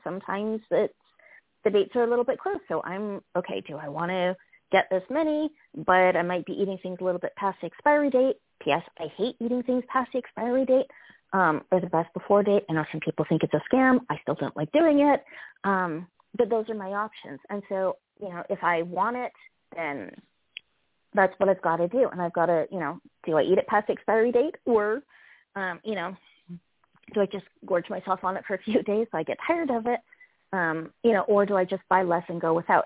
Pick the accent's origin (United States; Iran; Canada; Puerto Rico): Canada; I'm Canadian